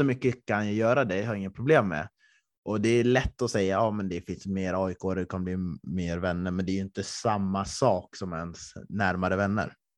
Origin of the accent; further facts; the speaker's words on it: Östersund, Jämtland, Sweden; moved away; när jag bodde hemma i Östersund